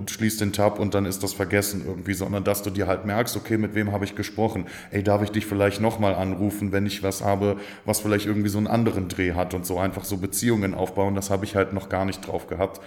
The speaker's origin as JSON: {"language": "German", "town": "Stolberg", "region": "North Rhine-Westphalia", "country": "Germany", "tie": "born or raised there", "also_born_or_lived": "Aachen", "said": "ich komme von hier, wohne schon seit Ewigkeiten in Aachen, geboren bin ich in Stolberg bei Aachen"}